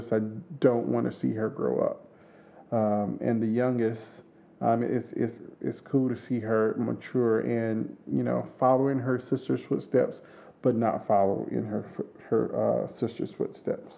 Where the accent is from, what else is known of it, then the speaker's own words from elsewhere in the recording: Orangeburg, South Carolina, United States; I am from Orangeburg, South Carolina, which is a small town outside of Columbia, South Carolina.